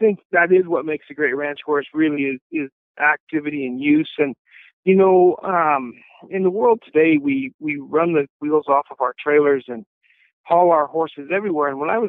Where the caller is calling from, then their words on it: Wyoming, United States; Actually, I'm at home on the ranch in north central Wyoming, just enjoying some beautiful springtime weather.